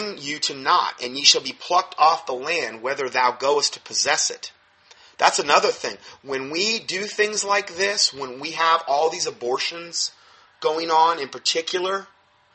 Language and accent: English; United States; we're American Christians